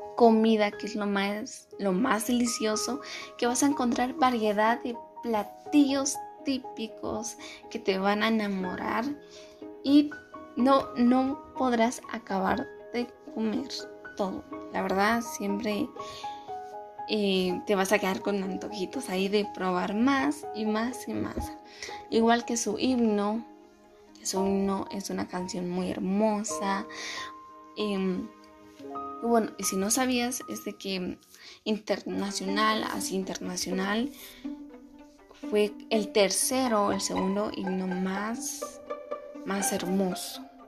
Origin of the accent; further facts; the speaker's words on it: Guatemala; somos guatemaltecos